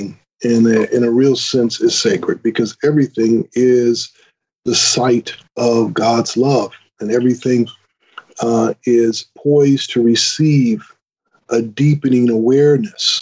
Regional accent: Grand Rapids, Michigan, United States; I was born and raised in Grand Rapids, Michigan, in the United States

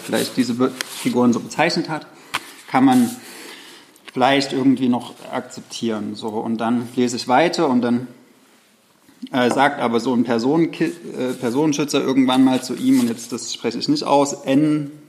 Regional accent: the provinces in the East, East Germany, Germany; ist mir so in der Provinz aufgewachsen

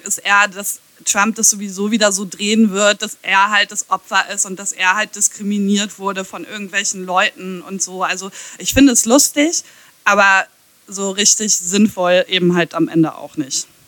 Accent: Ahaus, North Rhine-Westphalia, Germany; Jens Spahn und ich, wir kommen aus der gleichen Stadt

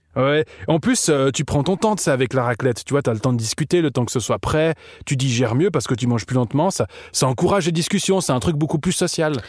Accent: Switzerland; also born or lived in Montreux; quand je voyage en tant que suisse à, à l'étranger, on me prend déjà toujours pour un suédois

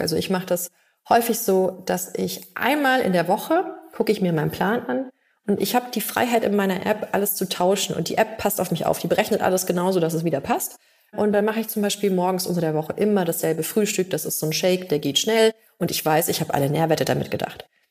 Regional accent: Bavaria, Germany; bei uns in Bayern

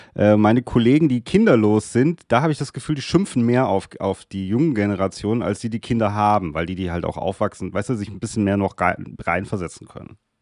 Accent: Darmstadt, Hesse, Germany; Ich bin ja Südhesse.

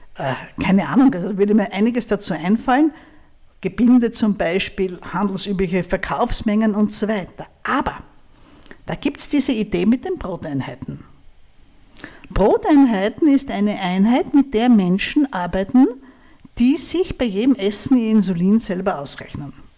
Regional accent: Styria, Austria; Aber ich komme aus der Steiermark. Das ist ein Bundesland eher im Süden von Österreich

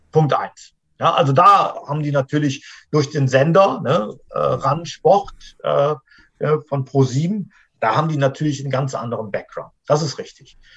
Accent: North Rhine-Westphalia, Germany; wir sind alle Rheinländer.

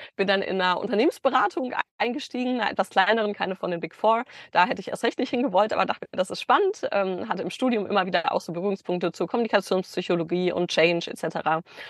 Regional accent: Bielefeld, North Rhine-Westphalia, Germany; moved away as an adult; also born or lived in Stuttgart; Ich komme aus Bielefeld eigentlich

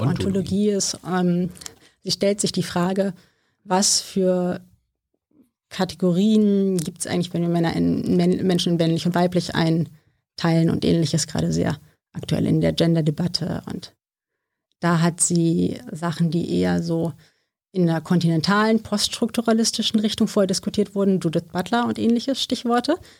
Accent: Wißmar, Hesse, Germany; moved away as an adult; now in Berlin, Germany; ich bin auf dem Dorf aufgewachsen

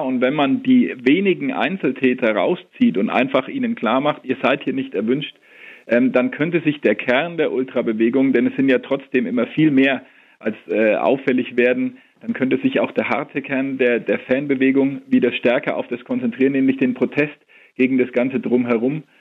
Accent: Nuremberg, Bavaria, Germany; Ich bin in Nürnberg geboren und aufgewachsen

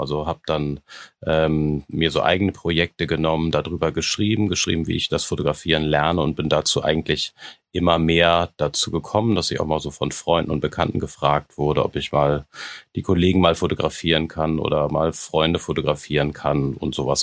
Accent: Hamburg, Germany; moved away as an adult; now in Berlin, Germany; Ich äh, lebe und wohne in Berlin jetzt seit sechs Jahren, komme eigentlich ursprünglich aus, aus Hamburg

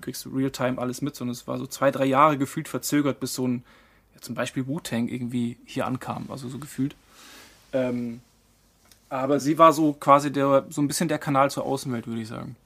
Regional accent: Marktleuthen, Bavaria, Germany; moved away as an adult; also born or lived in Frankfurt / Mannheim; bin da quasi über einer ja, gut bürgerlichen äh, Gastwirtschaft groß geworden

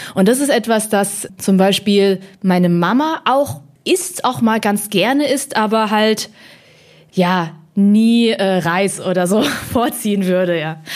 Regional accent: Hemsbach, Baden-Württemberg, Germany; also born or lived in Heppenheim, Hesse; Ich bin geboren in Heppenheim an der Bergstraße auch bekannt als Vettelheim

